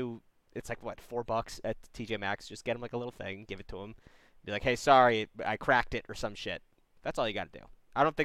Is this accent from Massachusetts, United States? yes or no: yes; Massachusetts, United States; moved away; I'm from Massachusetts